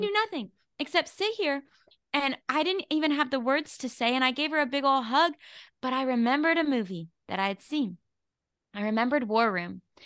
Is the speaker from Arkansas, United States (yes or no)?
yes; Arkansas, United States; out of Arkansas, my hometown